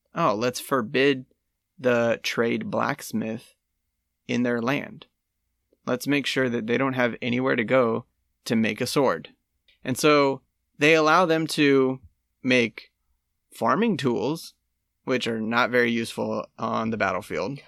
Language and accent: English; United States; I'm American